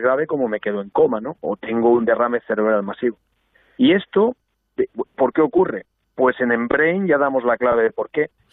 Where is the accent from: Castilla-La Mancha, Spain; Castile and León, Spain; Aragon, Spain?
Castilla-La Mancha, Spain; Albacete; yo me alegraba mucho siendo albaceteño